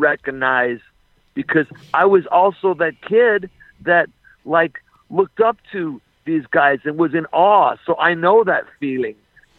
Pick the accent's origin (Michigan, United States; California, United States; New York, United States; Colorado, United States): California, United States; Los Angeles; I'm L.A. all the way.